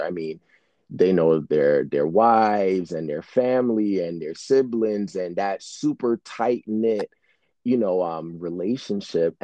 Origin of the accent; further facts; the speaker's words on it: New York City, New York, United States; growing up in Brooklyn